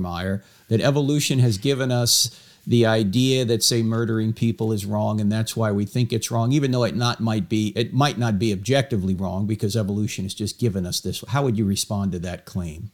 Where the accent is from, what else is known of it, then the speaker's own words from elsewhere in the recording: Weddington, North Carolina, United States; my hometown of Weddington, North Carolina